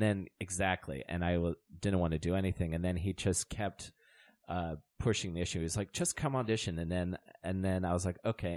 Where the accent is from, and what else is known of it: St. Leonard, Maryland, United States; born or raised there